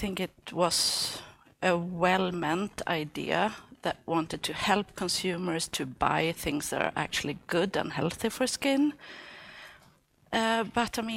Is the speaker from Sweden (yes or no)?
yes; Sweden; we're from the Greta Thunberg country